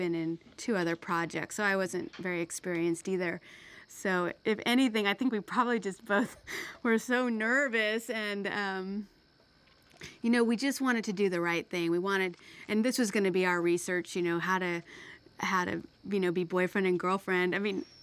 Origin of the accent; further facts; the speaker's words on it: Oklahoma, United States; When I grew up, I grew up in Oklahoma